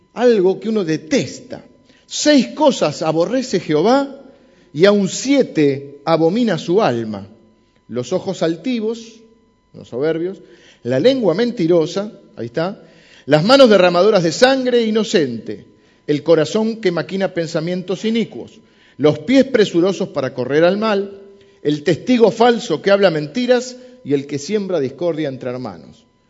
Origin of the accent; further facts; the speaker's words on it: Argentina; soy argentino y hablo así